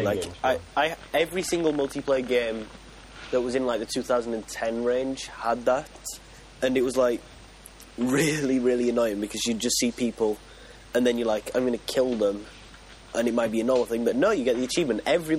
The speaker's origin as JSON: {"language": "English", "country": "United Kingdom", "said": "Because we're British."}